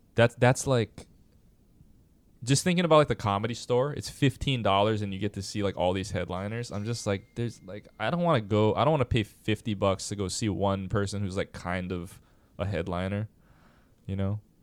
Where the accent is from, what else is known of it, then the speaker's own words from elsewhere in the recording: Hawaii, United States; I was from Hawaii